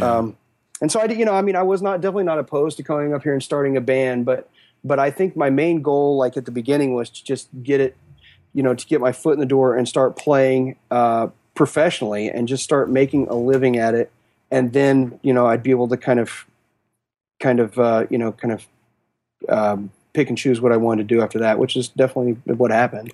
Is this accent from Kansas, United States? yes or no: yes; Western Kansas, United States; moved away as an adult; now in Kansas City, United States; growing up in Western Kansas